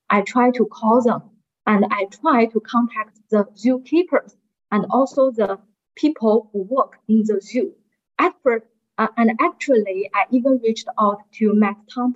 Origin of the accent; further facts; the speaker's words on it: China; I'm from China